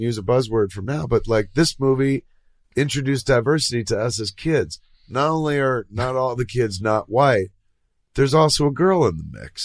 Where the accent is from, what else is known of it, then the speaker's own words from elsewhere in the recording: New Jersey, United States; accent: Jersey; moved away; I grew up in Jersey